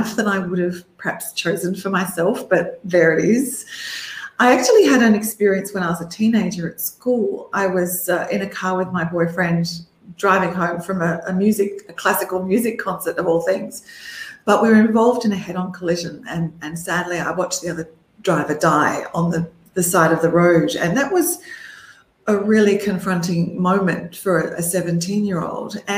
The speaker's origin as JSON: {"language": "English", "town": "Melbourne", "region": "Victoria", "country": "Australia", "tie": "born or raised there", "said": "when I was growing up in Melbourne, Australia"}